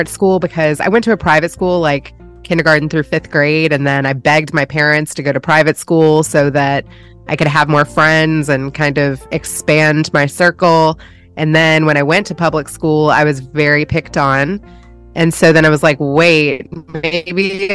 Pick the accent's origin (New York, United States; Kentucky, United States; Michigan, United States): Kentucky, United States; Louisville; moved away as an adult; also born or lived in California; now in Texas, United States; I was born in Louisville, Kentucky. Yeah, born and raised there.